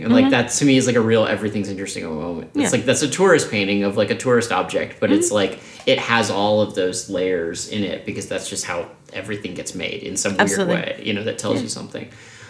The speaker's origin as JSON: {"language": "English", "country": "United States", "said": "I'm from Washington"}